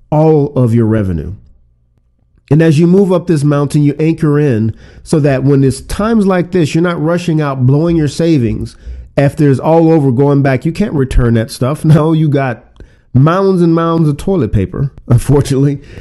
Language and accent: English; Louisiana, United States; I'm from Louisiana